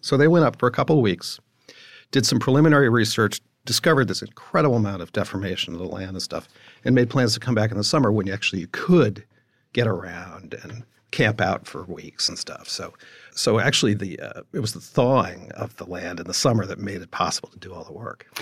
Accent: East Coast, United States; I grew up in the East Coast

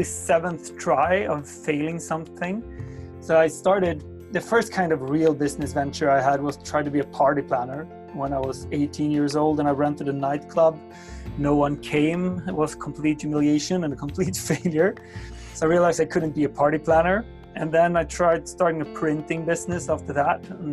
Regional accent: Sweden; my hometown in Sweden

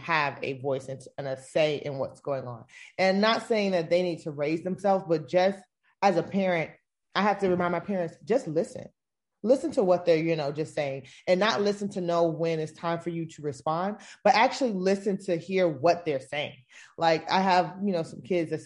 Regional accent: South Florida, United States; moved away as an adult; also born or lived in Tampa, Florida / Georgia; I grew up in South Florida

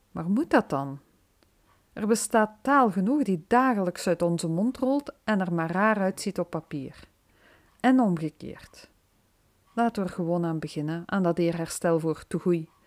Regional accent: Limburg, Belgium; Dat was even een verrassing voor mij als Limburgse.

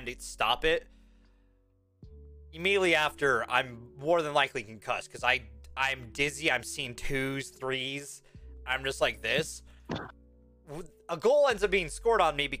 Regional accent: Washington, United States; I'm from Washington

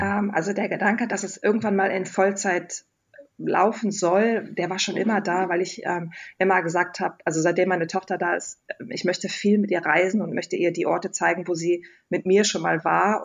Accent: Wesel, North Rhine-Westphalia, Germany; ich komme vom Niederrhein aus Wesel

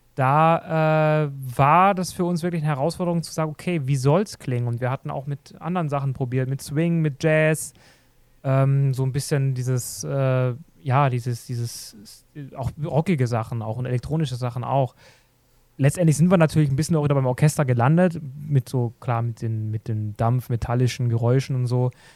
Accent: Black Forest, Baden-Württemberg, Germany; moved away; Ich komme ursprünglich aus dem Schwarzwald

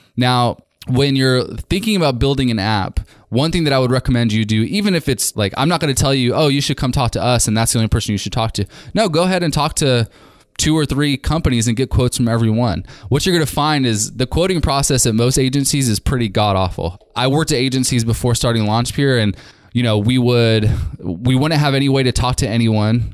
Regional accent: California, United States; from California, my hometown

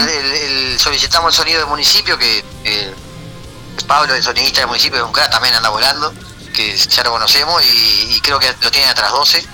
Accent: Ciudad del Plata, San José, Uruguay; Seba y yo somos prácticamente, o sea, de, Ciudad de Plata, Talla Pascual

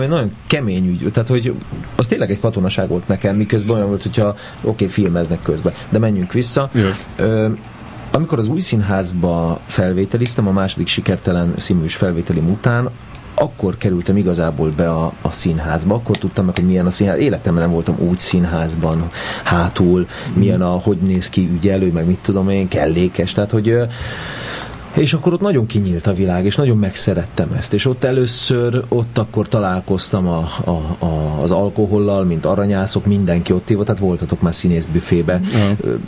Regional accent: Budapest, Hungary; a 9. kerületben születtem, de ott egy évet töltöttünk el, és utána ahol én már nevelkedtem, meg ahol felnőttem, az, az a 8. kerület József körút volt

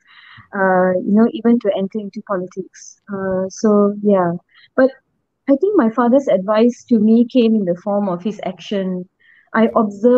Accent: Ipoh, Perak, Malaysia; moved away as an adult; also born or lived in Gopeng, Perak / Penang; I grew up in Ipoh

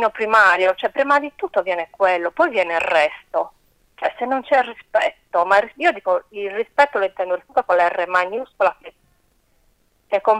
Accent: Corsica, France; born there; sono cresciuta, vabbè, come sono nata in Corsica, con le, le fiabe di Shah, Perol

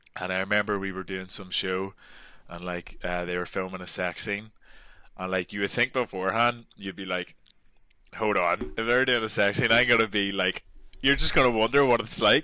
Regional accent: Northern Ireland, United Kingdom; moved away as an adult

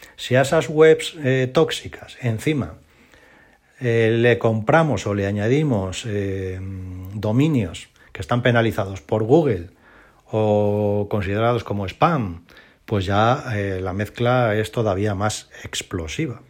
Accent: Spain; de toda la vida de Dios hemos llamado en España

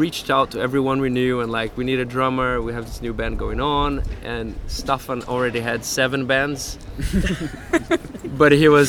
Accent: Brazil; moved away as an adult; now in Stockholm, Sweden; I'm from Brazil as well, or not as well, but I'm not from Sweden.

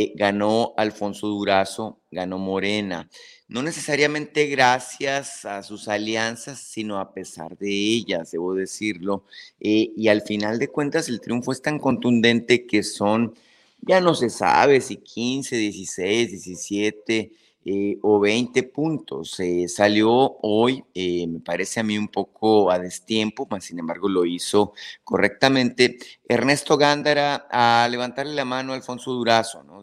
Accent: Sonora, Mexico; yo como sonorense que soy

